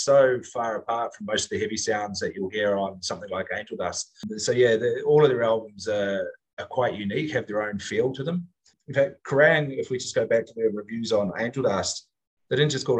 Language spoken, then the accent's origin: English; New Zealand; now in Singapore; as a New Zealander